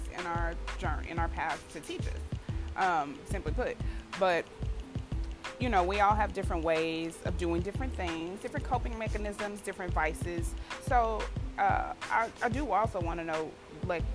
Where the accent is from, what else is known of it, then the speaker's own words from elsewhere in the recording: Houston, Texas, United States; Houston, my hometown